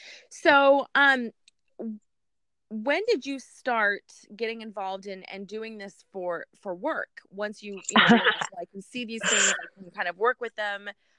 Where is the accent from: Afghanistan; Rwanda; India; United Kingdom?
Afghanistan; moved away; I'm originally from Afghanistan, and our family, or our culture, people are Muslim. And I don't practice any religion.